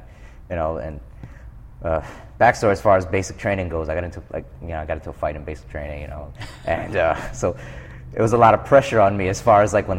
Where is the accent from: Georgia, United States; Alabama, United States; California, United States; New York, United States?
New York, United States; New York City; I grew up in New York City in the South Bronx. It's probably, pretty rough area as far as New York City goes.